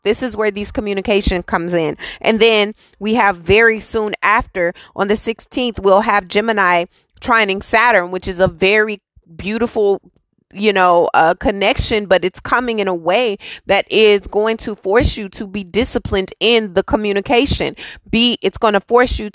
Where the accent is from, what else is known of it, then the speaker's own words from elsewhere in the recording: Texas, United States; I'm from Texas. I live in Texas.